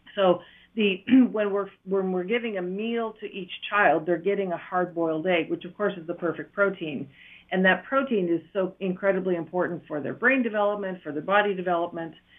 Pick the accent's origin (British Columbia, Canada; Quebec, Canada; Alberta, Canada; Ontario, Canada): Ontario, Canada; Matheson; accent: Ontario; moved away as an adult; also born or lived in Iroquois Falls / Brockville / Toronto; now in Eswatini; I grew up in northern Ontario in a little town called Matheson